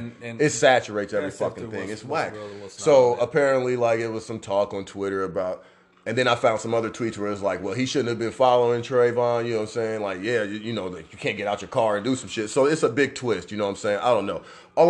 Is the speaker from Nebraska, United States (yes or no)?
yes; Omaha, Nebraska, United States; my hometown here in Omaha, Nebraska.